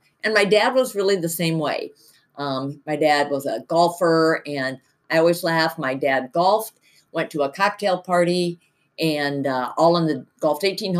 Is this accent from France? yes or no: no; Cedar Rapids, Iowa, United States; moved away as an adult; I grew up in Cedar Rapids, and my husband Jim grew up in Iowa City